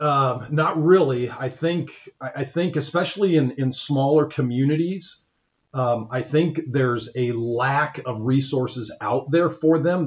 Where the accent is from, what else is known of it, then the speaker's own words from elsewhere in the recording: Ankeny, Iowa, United States; now in Crawfordsville, United States; I grew up in Ankeny, Iowa